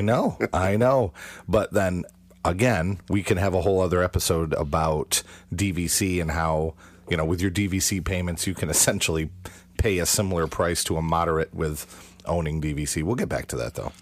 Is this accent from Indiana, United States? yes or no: no; Western New York, United States; we're from Western New York, and that's kind of the home of Kodak.